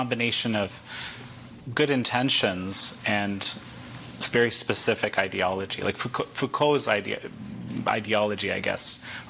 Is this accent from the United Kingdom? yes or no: no; Canada; as a Canadian kind of looking